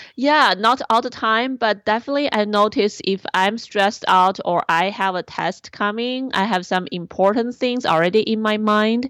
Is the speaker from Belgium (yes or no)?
no; China; born or raised there; moved away